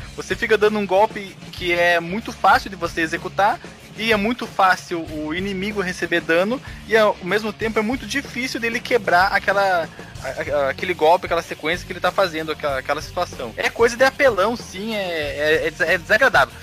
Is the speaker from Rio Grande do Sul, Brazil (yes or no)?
yes; Rio Grande do Sul, Brazil